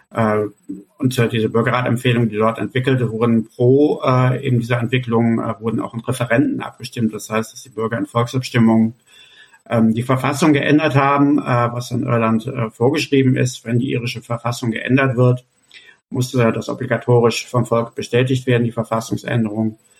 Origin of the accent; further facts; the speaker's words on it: Cologne, North Rhine-Westphalia, Germany; meine Heimatstadt Köln